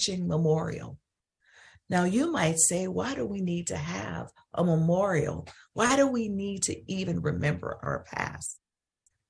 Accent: Holly Springs, Mississippi, United States; my hometown in Holly Springs, Mississippi

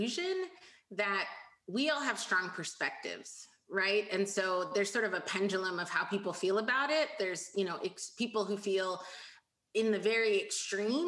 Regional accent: United States; as a first generation American, I was raised to be ambitious

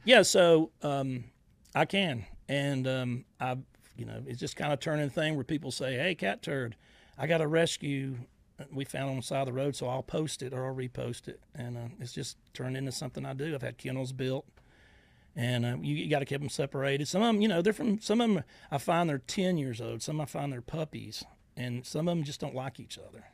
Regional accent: Georgia, United States; now in Northwest Florida, United States

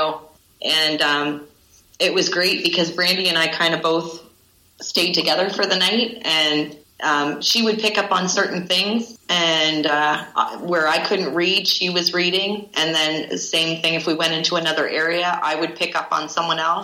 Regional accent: Windsor, Ontario, Canada; moved away; I'm from Windsor, Ontario in Canada, and I worked with several teams over there

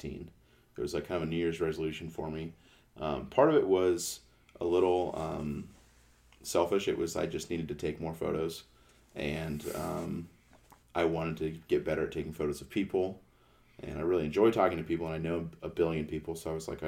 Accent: Canton, Ohio, United States; I'm from Canton, Ohio

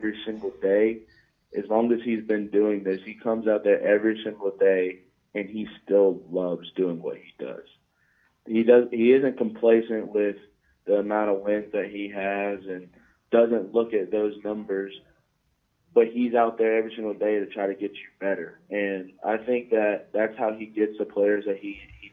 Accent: Jacksonville, Florida, United States; moved away; also born or lived in Tallahassee, Florida; I'm from Jacksonville

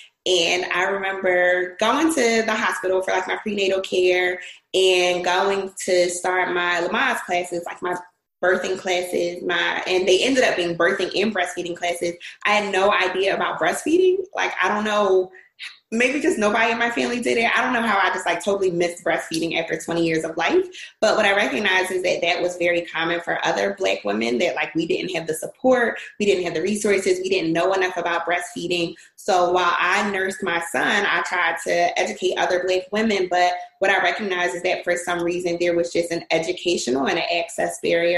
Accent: Philadelphia, Pennsylvania, United States; So I am from Philadelphia. I attended Temple University, where I got my degree in sociology.

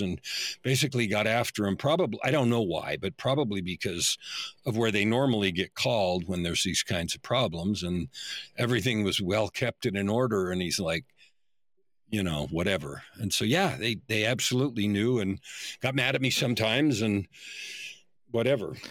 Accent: San Francisco Bay Area, California, United States; I grew up in the San Francisco Bay Area in the era when the hippies were first in real life

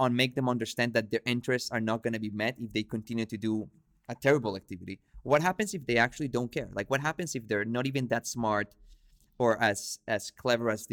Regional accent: Venezuela; I come from Venezuela. My family is from Lebanon

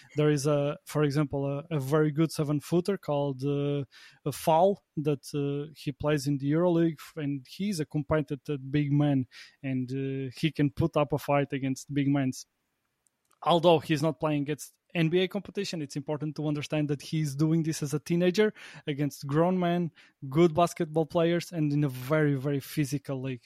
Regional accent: Portugal; now in Latvia; I'm from Portugal, but I live on the opposite side of the continent. I live, I live in Latvia

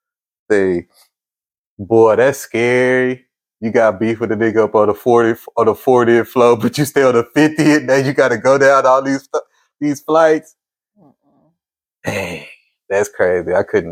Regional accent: Houston, Texas, United States; Man, I'm from the South, you feel me? Like, I'm from Southside, Houston, Texas.

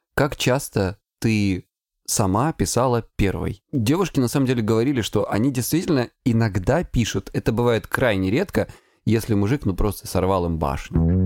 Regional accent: Krasnodar Krai, Russia; я с Кубани

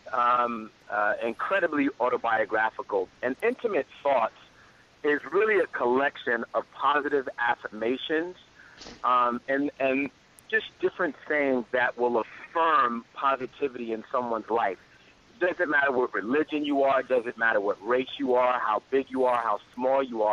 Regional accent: New York City, New York, United States; now in Los Angeles, United States; I was born in the Bronx, New York City.

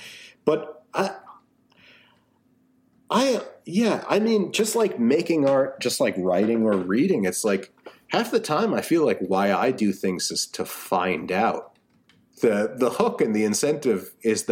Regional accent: United States; I'm an American

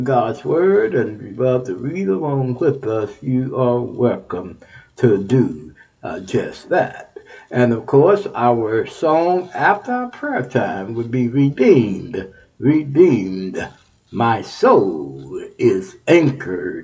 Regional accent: Texas, United States; Texas, my home state, Texas

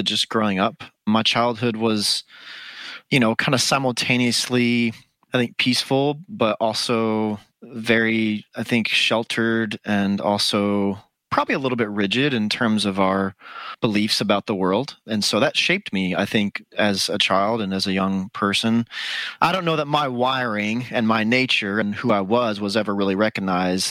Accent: Dallas, Texas, United States; now in Austin, United States; I am from the Dallas area originally, is where I was born and raised

